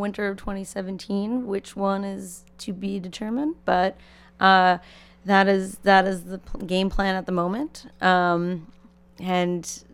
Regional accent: New York, United States; as a kid I was a child actor and I grew up in New York

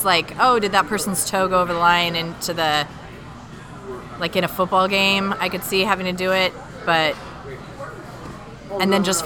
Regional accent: San Jose, California, United States; Here, San Jose.

